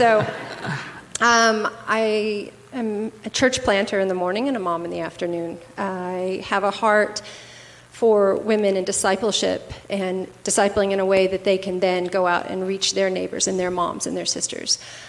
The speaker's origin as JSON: {"language": "English", "town": "Belton", "region": "Texas", "country": "United States", "also_born_or_lived": "Syria", "moved": "as an adult", "lives_now": "Lebanon", "said": "I'm from Belton."}